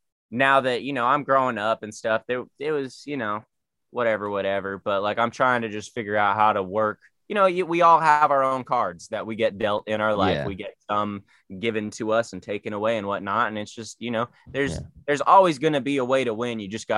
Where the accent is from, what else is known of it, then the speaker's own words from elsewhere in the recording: San Diego, California, United States; Man, I fuck with it. You know, it's like LA, but chiller, you know